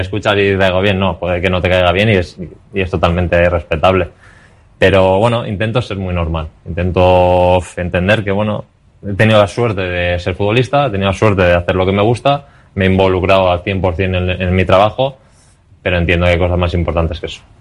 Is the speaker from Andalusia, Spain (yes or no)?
no; Pamplona, Navarre, Spain; moved away; siendo como soy de Pamplona, eh, siendo de zona desde pequeño